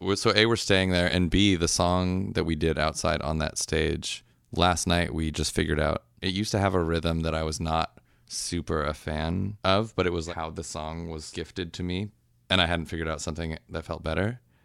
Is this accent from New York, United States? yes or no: no; Orange County, California, United States; also born or lived in Seattle; now in Oakland, United States; I grew up in Orange County until I was early 20s, and then I moved to Seattle for a while